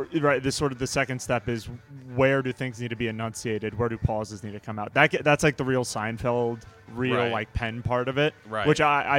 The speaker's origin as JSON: {"language": "English", "region": "northern New Jersey", "country": "United States", "moved": "yes", "lives_now": "Baltimore, United States", "said": "I'm from northern New Jersey originally, the best state in the union."}